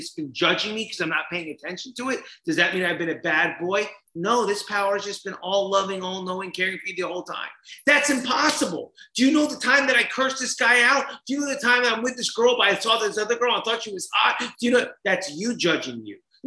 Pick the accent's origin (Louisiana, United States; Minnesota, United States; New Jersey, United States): New Jersey, United States; I grew up in Jersey.